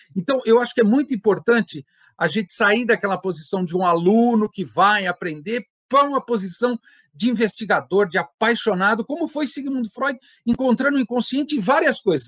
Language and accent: Portuguese; Santo André, São Paulo, Brazil; eu sou da cidade de Santo André